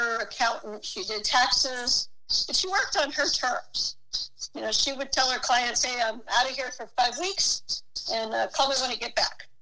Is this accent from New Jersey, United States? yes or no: no; San Jose, California, United States; also born or lived in San Francisco; I was born in San Jose